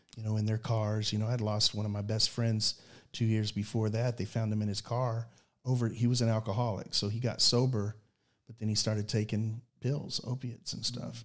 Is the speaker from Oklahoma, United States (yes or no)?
yes; Oklahoma City, Oklahoma, United States; we're from Oklahoma City